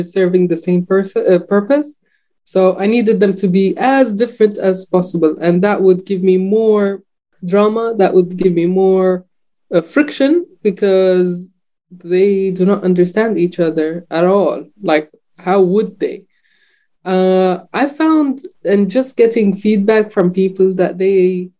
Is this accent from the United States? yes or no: no; Jordan; I was not totally aware of that growing up in Jordan